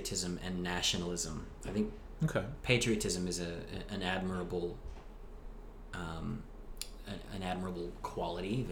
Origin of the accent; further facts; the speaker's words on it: United States; moved away as an adult; now in Australia; my experience being out of America